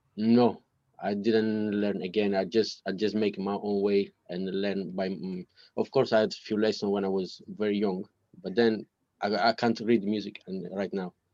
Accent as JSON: {"language": "English", "country": "Italy", "second_language": "English", "moved": "as an adult", "lives_now": "London, United Kingdom", "said": "when I was in, in, Italy, I didn't speak English before"}